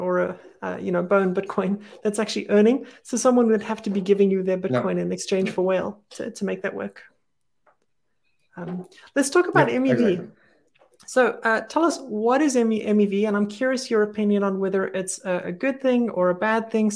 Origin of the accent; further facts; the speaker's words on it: Texas, United States; I'm from Texas.